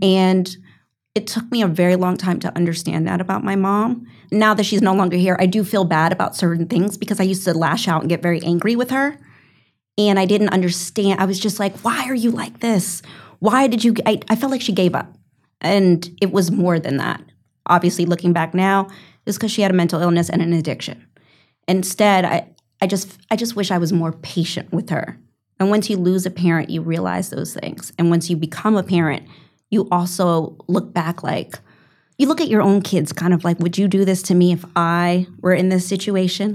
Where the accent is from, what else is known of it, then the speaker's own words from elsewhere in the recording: New York, United States; I'm a New Yorker